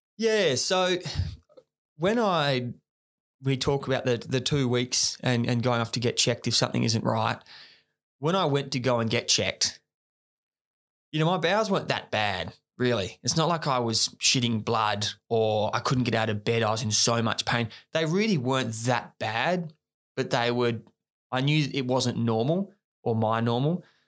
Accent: Australia; as young Aussie guys

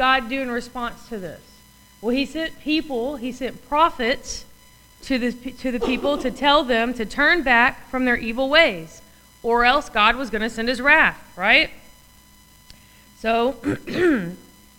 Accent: United States

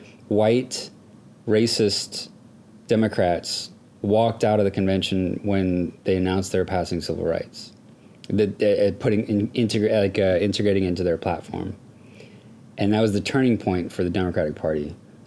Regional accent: Houston, Texas, United States; now in Seattle, United States; I'm from Houston.

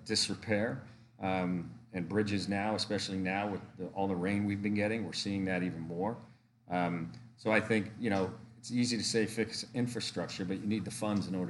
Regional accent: Connecticut, United States; now in Pennsylvania, United States; I'm originally from Connecticut

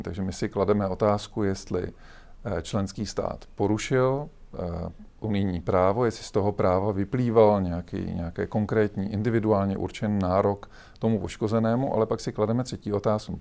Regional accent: Czechia; my jako Češi

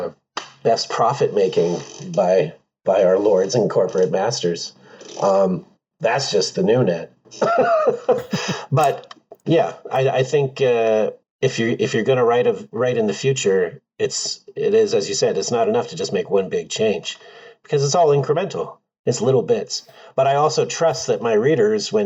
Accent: Pacific Northwest, United States; I grew up here in the Pacific Northwest

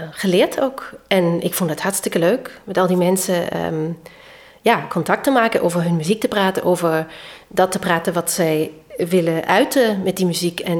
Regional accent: Vienna, Austria; Ik bedoel, ik kwam uit Wenen, hè?

